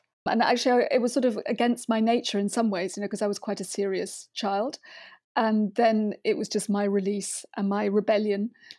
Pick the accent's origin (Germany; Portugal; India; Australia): Germany; English is a second language; And then as a teenager, there was a scheme in my town in Germany, because I grew up in Germany mainly, where you could go to you could buy a sort of abonnement and you could go to the theatre.